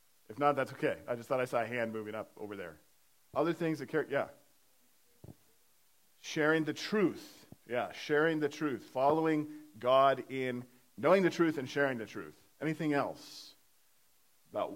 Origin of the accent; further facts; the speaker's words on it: Iowa, United States; moved away; I was born and raised in Iowa. So, not from Pennsylvania, but born and raised in Iowa